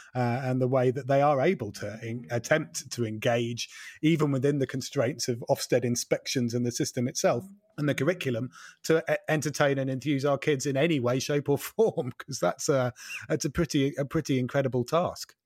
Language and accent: English; Norfolk, East of England, United Kingdom; I am also from Norfolk